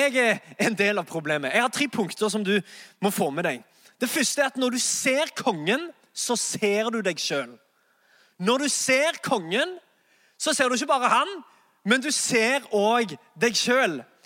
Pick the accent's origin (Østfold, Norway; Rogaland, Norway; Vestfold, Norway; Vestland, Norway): Rogaland, Norway; Sandnes; moved away as an adult; now in Oslo, Norway; jeg er egentlig fra Sandnes